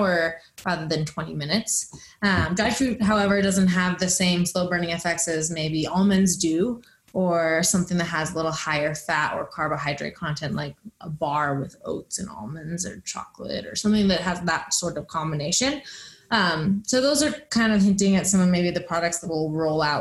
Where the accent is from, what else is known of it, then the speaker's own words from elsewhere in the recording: Boulder, Colorado, United States; growing up in Boulder, Colorado